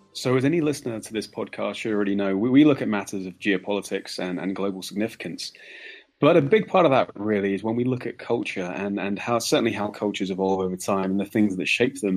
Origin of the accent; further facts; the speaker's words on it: England, United Kingdom; being an Englishman